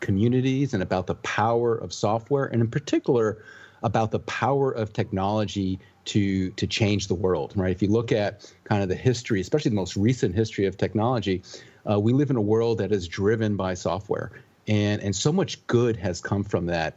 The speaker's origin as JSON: {"language": "English", "country": "Puerto Rico", "tie": "born or raised there", "said": "I grew up in Puerto Rico, you know, born and raised"}